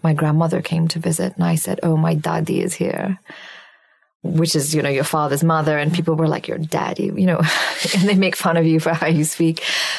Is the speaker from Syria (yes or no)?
yes; Syria; when I was a child growing up in Syria, in the first grade, we started language lessons